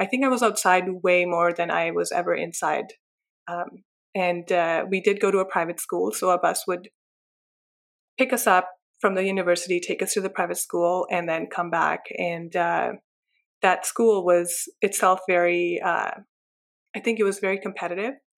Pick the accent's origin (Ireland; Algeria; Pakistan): Pakistan; now in Canada; I was raised in Pakistan